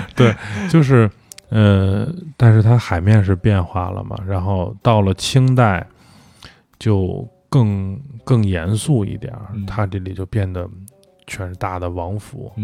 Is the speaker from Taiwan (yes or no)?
no; northern China, China; now in Beijing, China; 我作为北方人